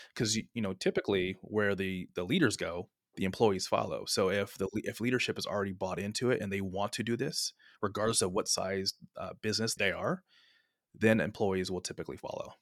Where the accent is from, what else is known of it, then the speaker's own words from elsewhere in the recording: San Francisco Bay Area, California, United States; also born or lived in Sonoma State University; born and raised in the San Francisco Bay Area